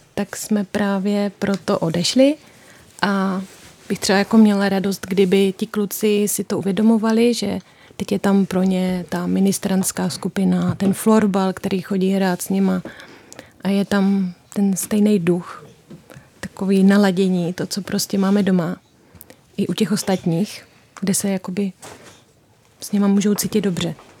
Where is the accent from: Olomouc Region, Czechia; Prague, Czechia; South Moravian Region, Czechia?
South Moravian Region, Czechia; Prace; moved away as an adult; now in Pozořice, Czech Republic; Já pocházím z Prace